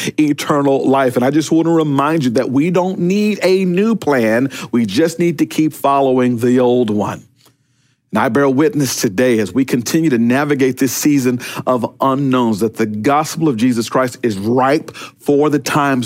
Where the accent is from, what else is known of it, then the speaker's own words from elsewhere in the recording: Pearl, Mississippi, United States; moved away; back in my neighborhood, growing up in Pearl, Mississippi